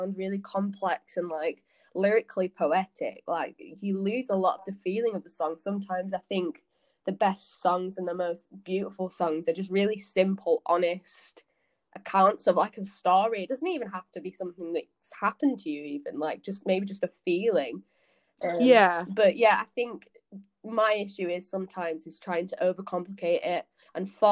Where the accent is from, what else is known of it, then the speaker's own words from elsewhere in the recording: Yorkshire and the Humber, United Kingdom; now in Leeds, United Kingdom; I'm from North Yorkshire. I'm currently in Leeds at the minute